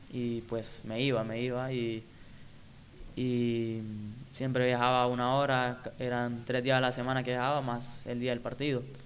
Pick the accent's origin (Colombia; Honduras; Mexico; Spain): Honduras; Quimistán, Santa Bárbara; soy de Quimistán, Santa Bárbara, creo que ahí di mis primeros inicios en el, fútbol, como niño